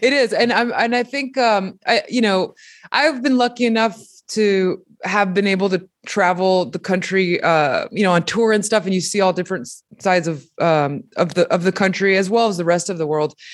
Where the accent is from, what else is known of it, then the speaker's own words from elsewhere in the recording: Mexico; moved away; I'm a fucking immigrant, you know? I came, I was born in Mexico and I came from a tiny pueblito where we didn't have electricity, running water